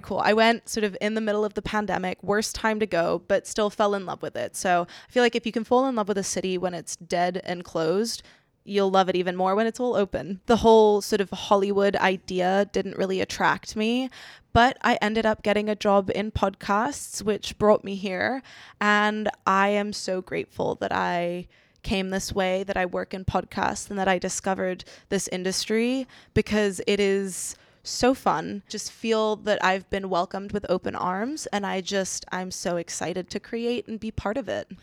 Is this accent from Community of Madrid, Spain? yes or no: yes; Madrid, Community of Madrid, Spain; moved away as an adult; also born or lived in New York / Savannah, Georgia; now in Los Angeles, United States; born in New York, grew up in Spain with an English-Brazilian mother and Spanish father